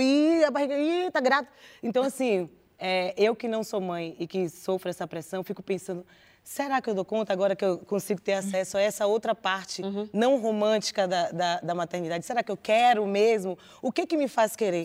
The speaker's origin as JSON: {"language": "Portuguese", "area": "Rio Vermelho / Nordeste de Amaralina", "region": "Bahia", "country": "Brazil", "tie": "born or raised there", "said": "Eu cresci no Rio Vermelho, sou do Nordeste, mas cresci no"}